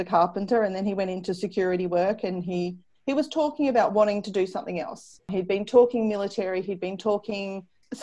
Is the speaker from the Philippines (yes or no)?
no; Ballarat, Victoria, Australia; also born or lived in Wagga Wagga; now in Sale, Australia; I grew up in Ballarat in Victoria